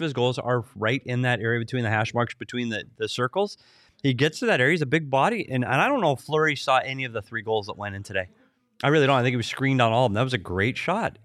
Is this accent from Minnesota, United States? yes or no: yes; Minnesota, United States; my home state, Minnesota